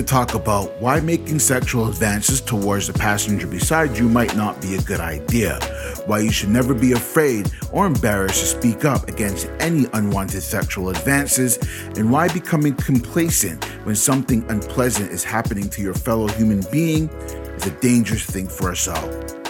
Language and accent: English; Canada; I mean, it's January, and January, in my many years and experience as a Canadian, is one of the coldest months of the year